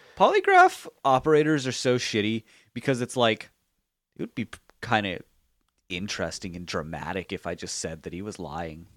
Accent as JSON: {"language": "English", "region": "Alabama", "country": "United States", "tie": "born or raised there", "moved": "yes", "said": "I grew up in the South, and particularly for a good chunk of it in incredibly rural Alabama."}